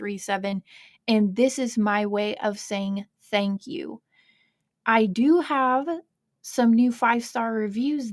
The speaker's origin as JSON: {"language": "English", "region": "Kentucky", "country": "United States", "tie": "born or raised there", "also_born_or_lived": "Ohio", "accent": "hybrid accent", "said": "I grew up in Kentucky, but I'm actually from Ohio. So I always say I have this hybrid accent"}